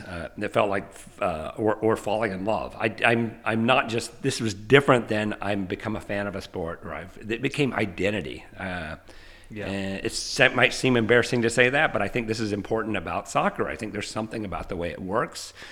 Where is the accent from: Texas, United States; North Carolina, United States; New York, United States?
North Carolina, United States; Asheville; moved away as an adult; also born or lived in Georgia / Iowa; now in Nashville, United States; I grew up uh, in Asheville, North Carolina